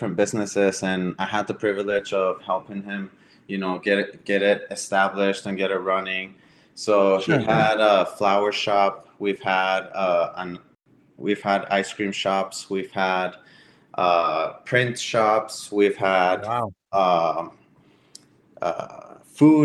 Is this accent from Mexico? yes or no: yes; Ciudad Juárez, Chihuahua, Mexico; now in United States; We are all from Juarez, Chihuahua.